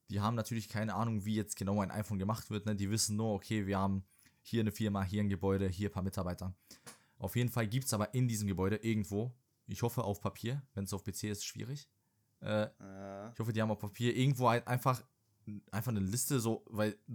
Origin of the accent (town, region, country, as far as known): Serbia; moved away